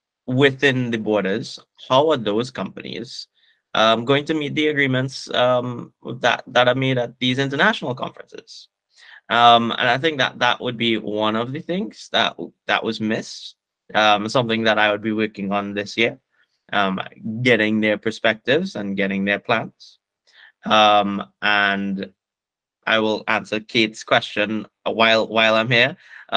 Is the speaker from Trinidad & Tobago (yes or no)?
yes; Trinidad & Tobago; because obviously I'm from Trinidad and Tobago and I'm reporting here